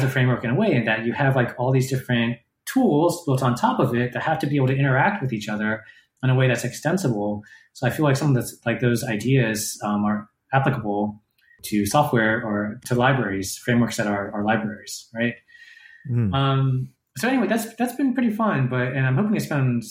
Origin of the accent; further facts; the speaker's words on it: Durham, North Carolina, United States; Durham, my hometown